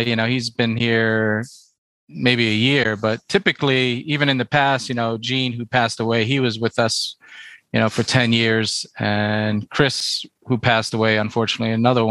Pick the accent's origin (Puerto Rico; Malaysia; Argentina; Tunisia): Puerto Rico; I'm from Puerto Rico